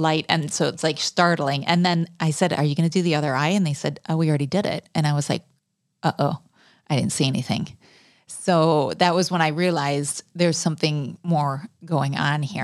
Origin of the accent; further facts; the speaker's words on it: United States; moved away as an adult; also born or lived in South Africa / Venezuela; as an American